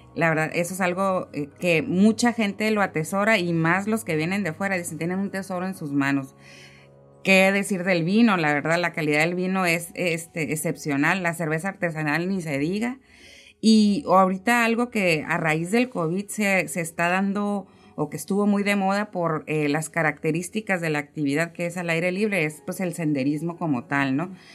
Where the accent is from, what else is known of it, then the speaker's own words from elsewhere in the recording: Mexico; uno como mexicano